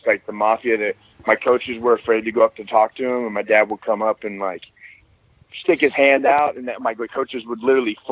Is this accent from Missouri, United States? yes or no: yes; Kearney, Missouri, United States; I grew up in a small town called Kearney, Missouri